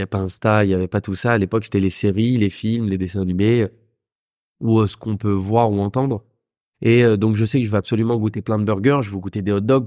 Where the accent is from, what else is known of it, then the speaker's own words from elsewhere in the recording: Vincennes, Île-de-France, France; also born or lived in London; j'ai grandi, j'ai grandi entre Vincennes et Saint-Mandé dans le 94